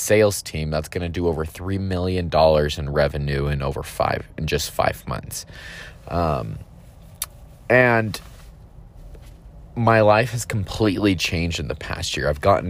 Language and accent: English; Texas, United States; born there; also born or lived in Utah / California / Idaho / Georgia; So my story is I was born in Texas, moved around quite a few times, moved to Utah, moved to California, moved to Idaho, moved to Georgia, moved back to Utah.